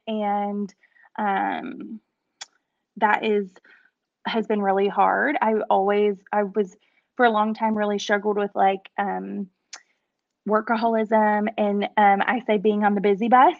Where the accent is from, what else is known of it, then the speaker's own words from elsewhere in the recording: Paris, Texas, United States; moved away as an adult; I'm actually from Paris, Texas, which is about an hour and a half northeast of um Dallas